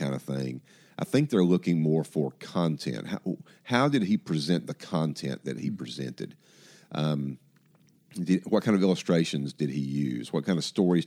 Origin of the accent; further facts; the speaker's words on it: Atlanta, Georgia, United States; I grew up in Atlanta